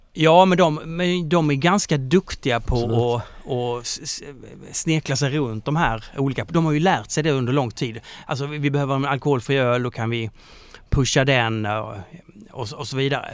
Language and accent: Swedish; Kristianstad, Skåne, Sweden; moved away; jag är från Kristianstad